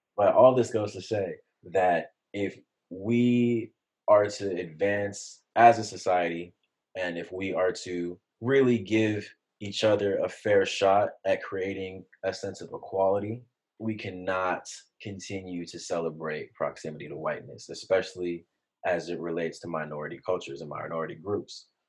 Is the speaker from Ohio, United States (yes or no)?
no; San Jose, California, United States; I grew up in San Jose, California, in the Bay Area